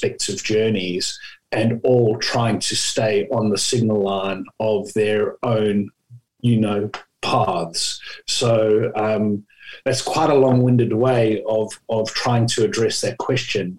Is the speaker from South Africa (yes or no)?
yes; South Africa; moved away as an adult; also born or lived in United Kingdom / Japan / Australia; now in Hobart, Australia; I'm sure people can pick up from my accent, but I come from South Africa, and I left South Africa after university